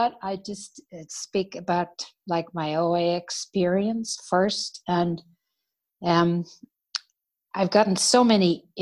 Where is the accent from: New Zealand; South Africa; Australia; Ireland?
Ireland; moved away as an adult; I grew up in Ireland